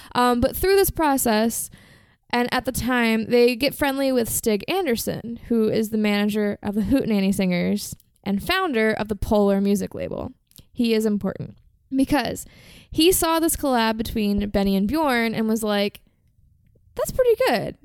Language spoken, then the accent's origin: English; Virginia, United States; I'm American and I'm from Virginia and that's just how we say it.